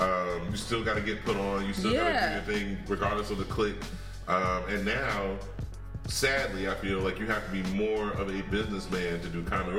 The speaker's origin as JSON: {"language": "English", "region": "Ohio", "country": "United States", "said": "Well, white girls don't talk to me, but I'm from Ohio and I definitely know Dave."}